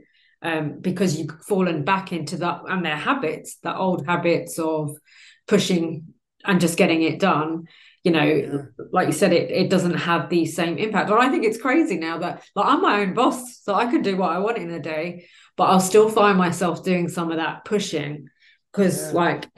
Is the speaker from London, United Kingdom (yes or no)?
yes; London, United Kingdom; moved away as an adult; I was born and raised in London